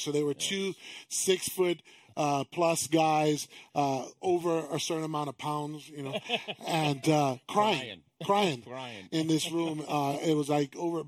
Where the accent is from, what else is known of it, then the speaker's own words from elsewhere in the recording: East Coast, United States; moved away; I'm from the East Coast